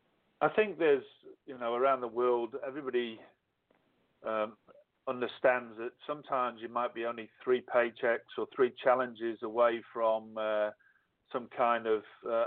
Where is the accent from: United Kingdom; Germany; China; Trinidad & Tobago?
United Kingdom; England; moved away as an adult; now in Australia; I left the UK when I was 30, so that's why I call myself Aussish. I'm too English to be Australian, but I'm still too Australian.